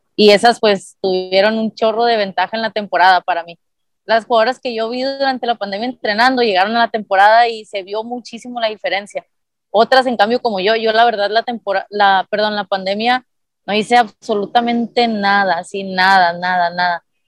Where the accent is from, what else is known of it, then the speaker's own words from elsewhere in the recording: Nogales, Sonora, Mexico; moved away as an adult; also born or lived in Puebla; me fui a estudiar de Nogales